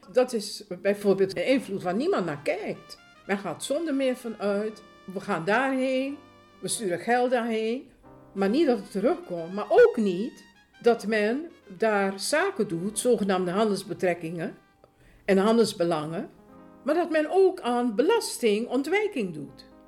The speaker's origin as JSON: {"language": "Dutch", "country": "Suriname", "tie": "born or raised there", "moved": "yes", "lives_now": "Netherlands", "said": "Ik ben eh, geboren in Suriname. Eh, ik woon ruim 50 jaar woon ik, eh, in Nederland."}